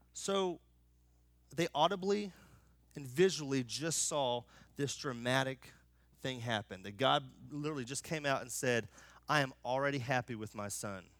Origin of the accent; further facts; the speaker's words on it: United States; I'm American